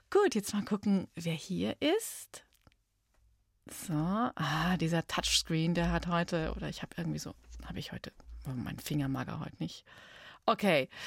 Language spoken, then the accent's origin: German; Munich, Bavaria, Germany; ich bin auch in München geboren.